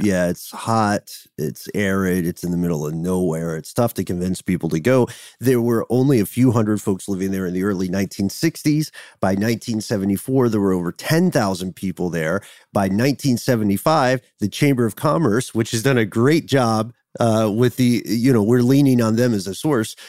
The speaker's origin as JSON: {"language": "English", "country": "United States", "said": "as an American"}